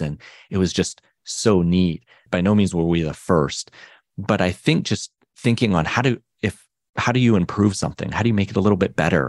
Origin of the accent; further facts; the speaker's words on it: Canada; me and my brother, we grew up in Canada